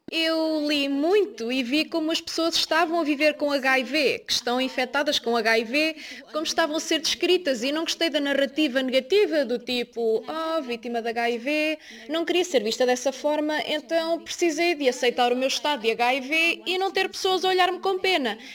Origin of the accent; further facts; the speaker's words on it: South Africa; Sou da África do Sul